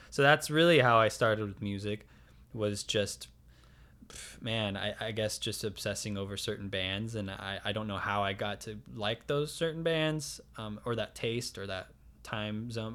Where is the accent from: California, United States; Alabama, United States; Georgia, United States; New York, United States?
California, United States; San Diego; also born or lived in Alpine, California / Bonita, California; I'm born and raised in San Diego, I've never lived anywhere else